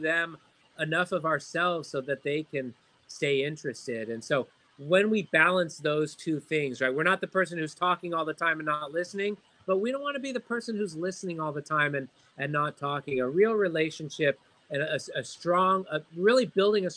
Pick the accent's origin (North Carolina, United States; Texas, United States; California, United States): California, United States; Southern; growing up in Southern California, I speak Spanish